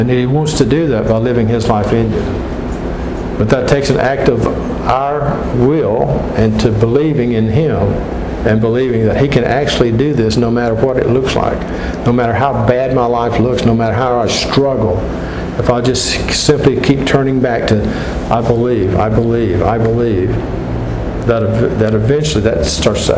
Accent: Gulf Coast in South Florida, United States; I grew up on the Gulf Coast in South Florida

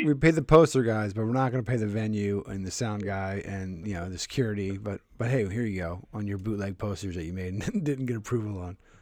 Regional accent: Philadelphia, Pennsylvania, United States; I'm from Philadelphia

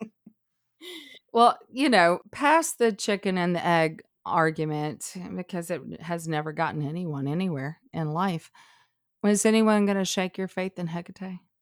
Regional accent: Alabama, United States; growing up in Alabama

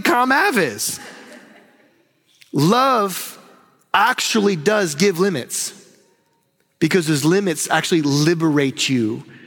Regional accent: North Carolina, United States; I'm from the South and from North Carolina

